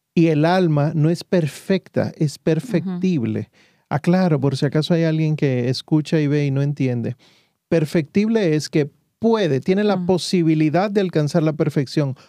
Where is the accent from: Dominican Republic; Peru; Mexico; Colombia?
Dominican Republic; Santo Domingo; moved away; Yo soy médico de profesión, vengo de Santo Domingo, la República Dominicana, y allá entonces estudié la medicina y trabajé varios años